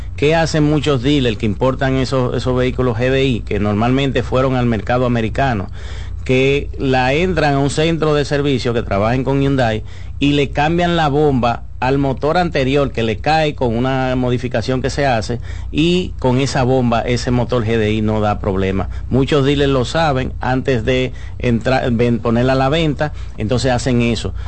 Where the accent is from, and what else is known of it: Dominican Republic